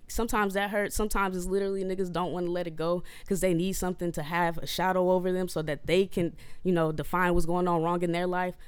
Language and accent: English; Oakland, California, United States; I'm from North Oakland, California